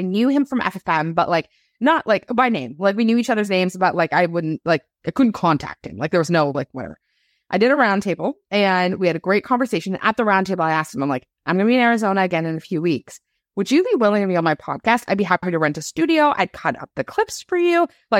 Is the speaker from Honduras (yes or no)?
no; Canada; I'm a Canadian.